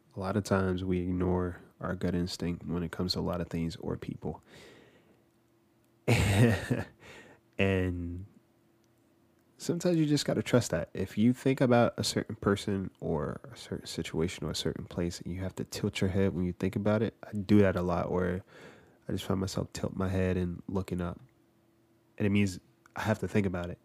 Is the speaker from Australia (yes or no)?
no; New Jersey, United States; moved away